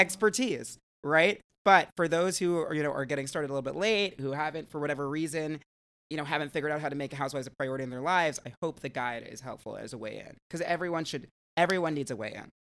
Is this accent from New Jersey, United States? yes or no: yes; New Jersey, United States; born or raised there